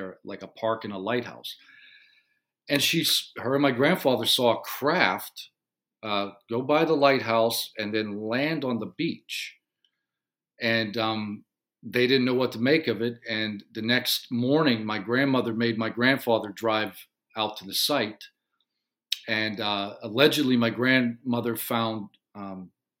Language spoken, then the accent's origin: English; Western Pennsylvania, United States; I grew up in Western Pennsylvania in a little coal mining town, not far from Pittsburgh, Pennsylvania